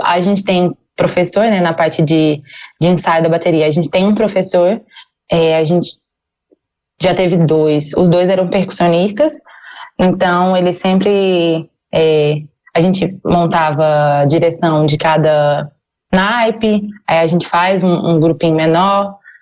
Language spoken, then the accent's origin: Portuguese; Tocantins, Brazil; moved away as an adult; now in Goiânia, Brazil; eu não sou não sou de Goiás, eu sou do Tocantins